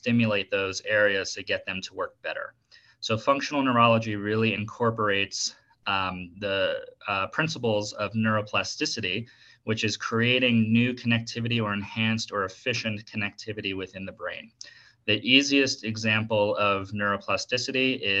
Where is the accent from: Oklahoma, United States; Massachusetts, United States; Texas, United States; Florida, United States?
Florida, United States; South; moved away as an adult; also born or lived in Washington, D.C. / Tallahassee, Florida; now in Denver, United States; I was born in Washington, D.C., and then grew up in South Florida by like Miami, Boca Raton area, and currently I'm living in Denver